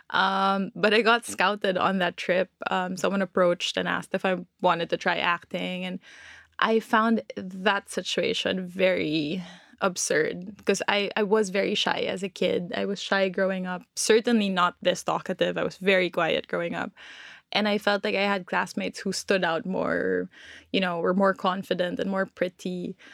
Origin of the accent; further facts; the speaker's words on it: Philippines; born there; So I was born in the Philippines